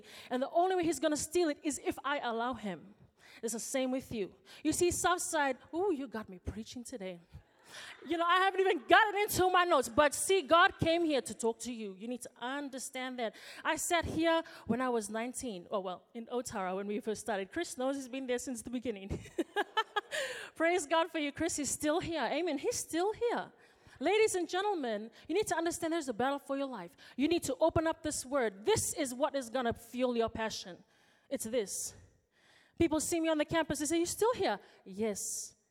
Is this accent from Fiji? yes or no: yes; Fiji; now in New Zealand; When I come home from New Zealand, I go to Fiji for my holiday. I walk into the house and for one day I'm treated like a princess.